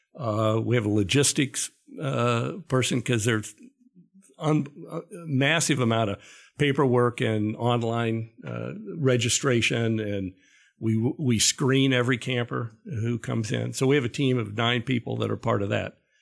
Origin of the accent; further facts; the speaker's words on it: Ohio, United States; growing up in Ohio